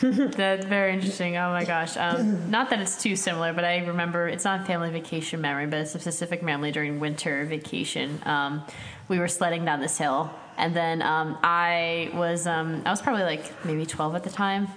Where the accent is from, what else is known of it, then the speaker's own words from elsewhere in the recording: Connecticut, United States; also born or lived in St. Louis, Missouri; I'm from Connecticut myself